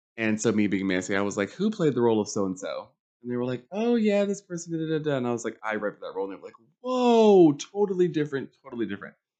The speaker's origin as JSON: {"language": "English", "town": "Charlotte", "region": "North Carolina", "country": "United States", "tie": "born or raised there", "said": "I grew up in Charlotte, Mecklenburg County"}